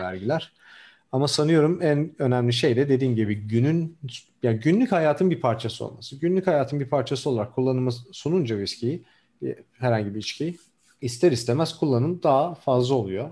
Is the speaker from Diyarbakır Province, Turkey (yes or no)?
yes; Diyarbakır, Diyarbakır Province, Turkey; also born or lived in Ankara, Turkey / Denmark; now in San Francisco, United States; ben biraz da Güney Diyarbakır doğumluyum. Orada büyüdüm.